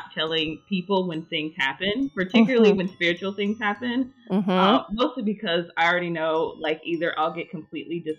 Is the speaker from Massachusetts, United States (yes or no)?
no; Georgia, United States; I'm from Georgia